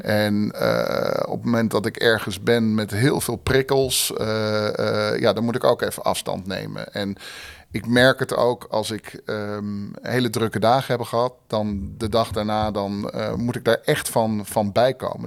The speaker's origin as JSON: {"language": "Dutch", "town": "Haarlem", "region": "North Holland", "country": "Netherlands", "tie": "born or raised there", "moved": "as an adult", "lives_now": "Rotterdam, Netherlands", "said": "geboren en getogen in Haarlem. Eh, in 96 naar Rotterdam gekomen"}